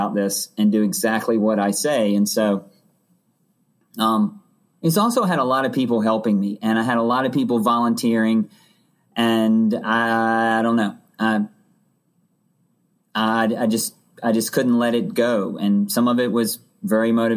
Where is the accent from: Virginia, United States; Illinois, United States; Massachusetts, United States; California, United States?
Virginia, United States; Hanover County; also born or lived in Roanoke, Virginia; we moved from Roanoke to I grew up in Hanover County